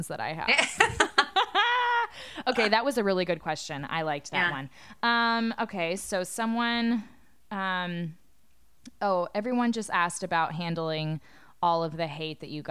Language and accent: English; the South, United States; moved away as an adult; now in Seattle, United States; I'm from the South